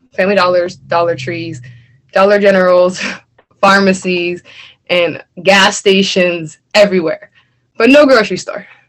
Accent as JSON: {"language": "English", "town": "Erie", "region": "Pennsylvania", "country": "United States", "tie": "born or raised there", "said": "I live on the Lower East Side. I was raised on Fifth and Wallace"}